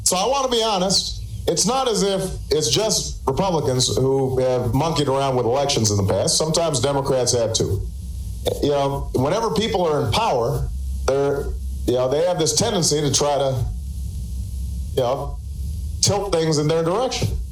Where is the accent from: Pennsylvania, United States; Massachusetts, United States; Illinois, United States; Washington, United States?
Illinois, United States; Chicago; I come from Chicago